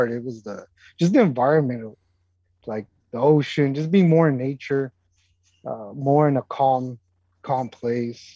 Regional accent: West Coast, United States; moved away as an adult; I grew up in the West Coast and I know the beach and I grew up in that environment

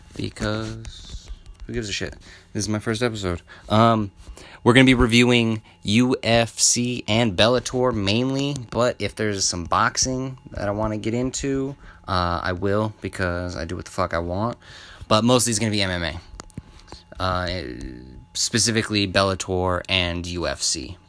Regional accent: Albuquerque, New Mexico, United States; I'm from Albuquerque, born and raised

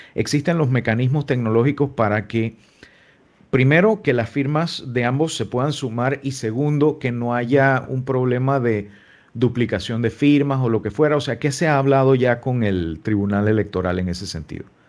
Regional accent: Panama; nosotros como panameños

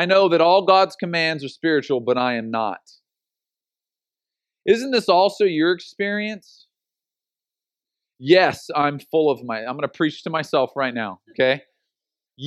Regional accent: Oceanside, California, United States; growing up in Oceanside

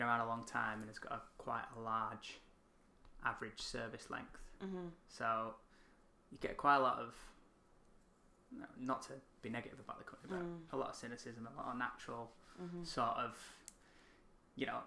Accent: United Kingdom; We're British.

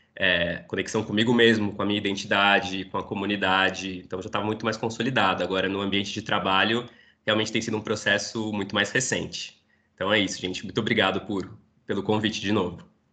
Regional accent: São Paulo, Brazil; sou aqui de São Paulo, nascido e criado numa família judaica, estudei toda a minha infância, inclusive adolescência, no colégio judaico aqui de São

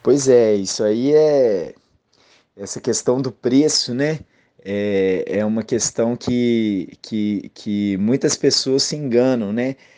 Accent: Viçosa, Minas Gerais, Brazil; moved away as an adult; also born or lived in Northeast Brazil; now in Pernambuco, Brazil; eu sou natural de Viçosa, Minas Gerais. Estou aqui no Nordeste já há 10 anos, mais de 10 anos

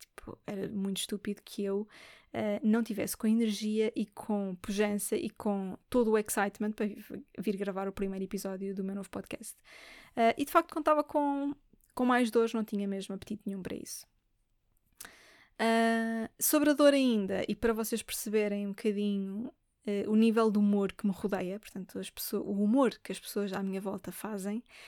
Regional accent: Lisbon, Portugal; Eu sou de Lisboa

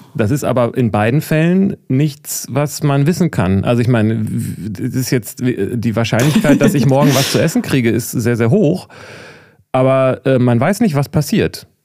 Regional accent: Germany; als Deutscher

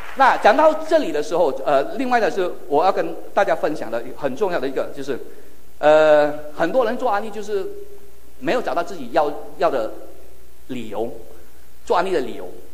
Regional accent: Malaysia; Chinese is a second language; 我说，“马来西亚人。”

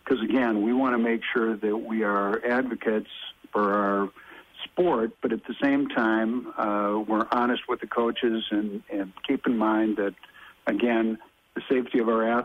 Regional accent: Minnesota, United States; myself being a Minnesota lad

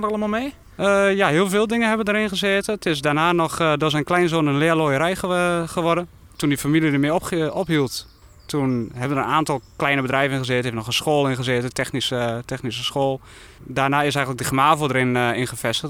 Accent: Vragender, near Winterswijk, Gelderland, Netherlands; also born or lived in Halle, near Doetinchem; Ik ben geboren en getogen in Vragen, dat is eh, net buiten Winterswijk

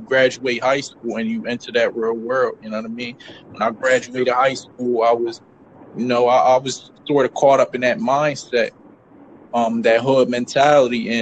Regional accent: Camden, New Jersey, United States; I grew up in New Jersey. I grew up in Camden.

